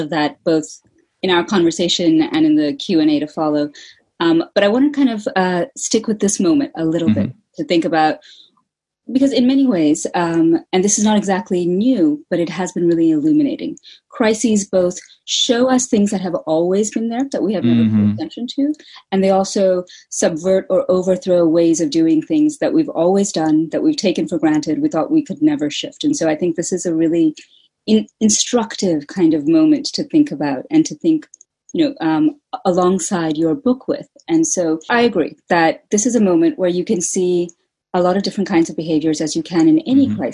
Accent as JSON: {"language": "English", "country": "United States", "moved": "yes", "lives_now": "United Kingdom", "said": "so I'm an American"}